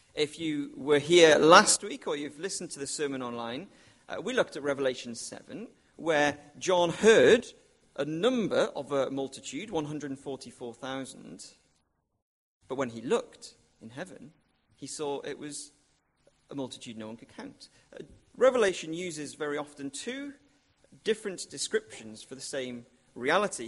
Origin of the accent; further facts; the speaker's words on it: Wrexham, Wales, United Kingdom; moved away; when I used to live with my parents, um, it was in North Wales, and I used to sometimes go and watch my hometown football club, um, Wrexham